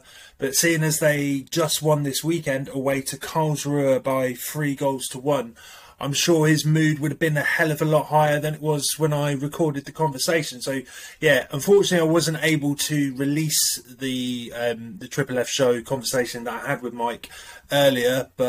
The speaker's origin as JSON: {"language": "English", "country": "United Kingdom", "moved": "yes", "said": "considering I'm a British man that moved abroad"}